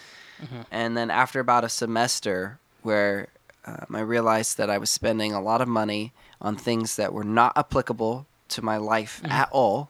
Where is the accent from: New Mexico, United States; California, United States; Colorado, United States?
California, United States; California City; also born or lived in San Luis Obispo; So, I wasn't born in California City, but I spent, I think, around four and a half years old is when we moved there. But I was born in San Luis Obispo, Northern California.